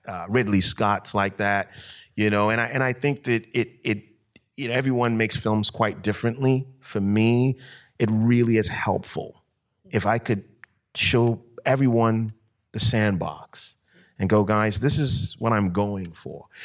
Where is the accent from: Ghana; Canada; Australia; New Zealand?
Ghana; I grew up in Ghana, you know, and, um, I grew up around a family of storytellers